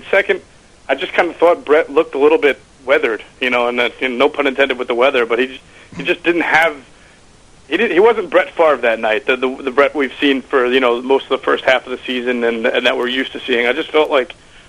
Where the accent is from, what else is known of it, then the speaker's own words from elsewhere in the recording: New York, United States; now in Philadelphia, United States; I grew up in New York, so I grew up a Giants fan.